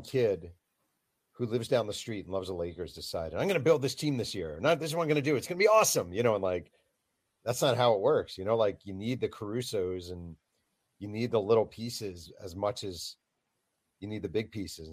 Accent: New York, United States; I grew up in New York

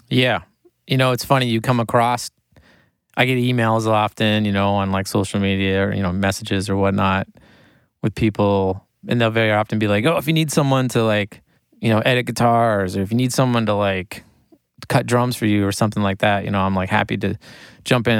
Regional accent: Maine, United States; moved away as an adult; also born or lived in New York City; I grew up in Maine and I was from a small town

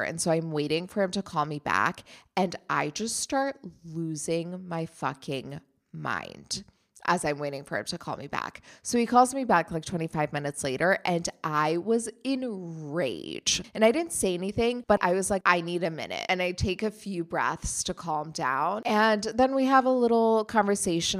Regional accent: Germany; moved away; I grew up in Germany.

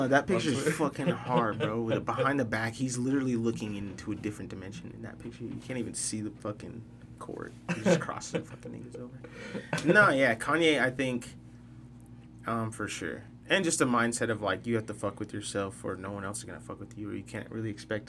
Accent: Salt Lake City, Utah, United States; also born or lived in Guam; I'm from Salt Lake.

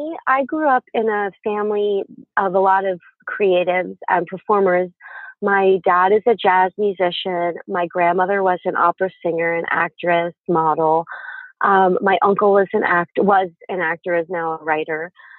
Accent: East Coast, United States; I'm from the East Coast, so it was a lot more theater.

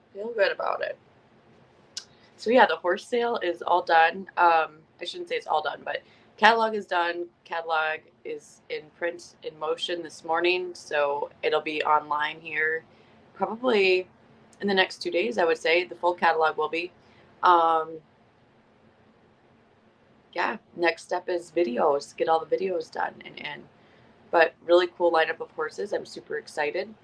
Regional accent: Iowa, United States; moved away; I grew up in Iowa

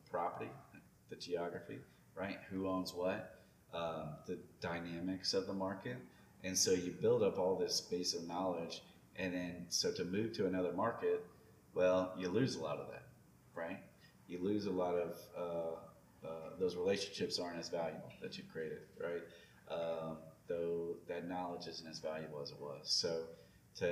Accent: Lafayette, Louisiana, United States; moved away as an adult; now in Baton Rouge, United States; I'm from Lafayette

